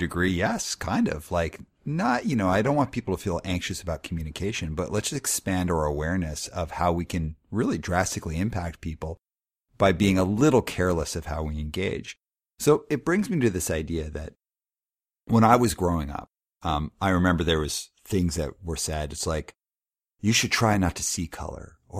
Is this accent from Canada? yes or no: yes; Calgary, Alberta, Canada; also born or lived in Montreal; I was born in Montreal and I lived there till I was 5. And then when I moved to Calgary